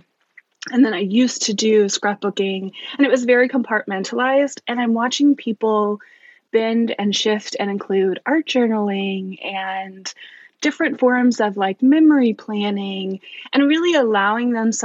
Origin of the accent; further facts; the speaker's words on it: East Coast, United States; moved away as an adult; now in Bellingham, United States; We're actually from the East Coast.